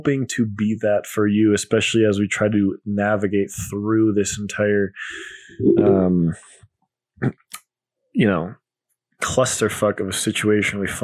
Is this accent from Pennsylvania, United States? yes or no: no; Colorado, United States; moved away as an adult; also born or lived in New York City; I came back to my home state of Colorado. We're in the Denver area